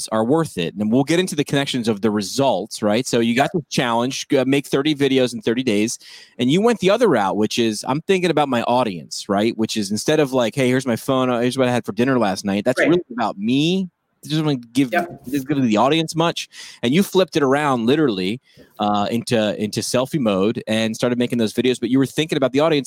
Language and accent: English; New York, United States; I'm staying here in my home state of New York.